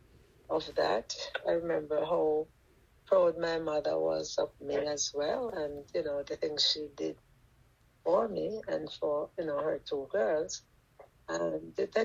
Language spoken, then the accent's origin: English; Jamaica